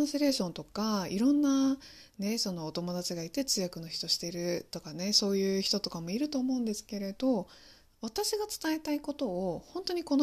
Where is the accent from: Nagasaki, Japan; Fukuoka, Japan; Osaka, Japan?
Fukuoka, Japan; also born or lived in Taiwan; 私、あの、福岡育ちの台湾人なので、まあ、両親がずっと中国語で話してくれてた。